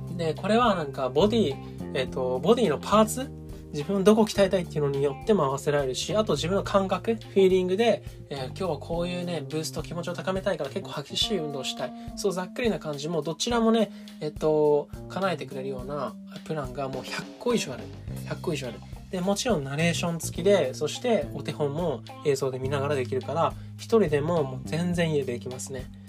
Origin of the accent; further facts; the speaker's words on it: Japan; 僕はですねずっと日本で生まれ育ってる